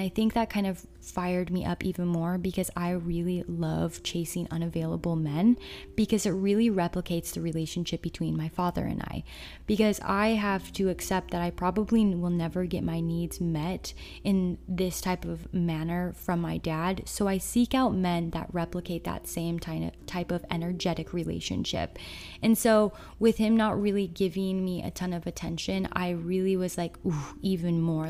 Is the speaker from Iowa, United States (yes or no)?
no; Utah, United States; growing up in Utah